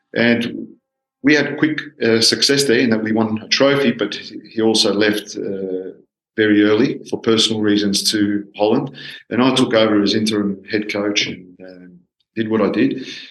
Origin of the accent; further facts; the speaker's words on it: Australia; I'm a, a Greek Australian, or Australian Greek. I was born in Australia, but from Greek parents.